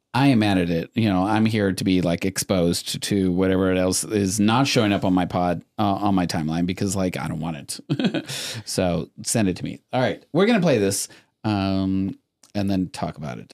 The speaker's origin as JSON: {"language": "English", "country": "Mexico", "tie": "born or raised there", "moved": "yes", "said": "I was born in Mexico. My parents came from Mexico"}